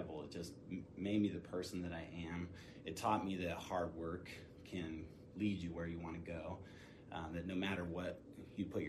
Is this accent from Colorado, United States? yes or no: yes; Durango, Colorado, United States; I grew up in a little town in Colorado. It's called Durango. And I was born and raised in Durango.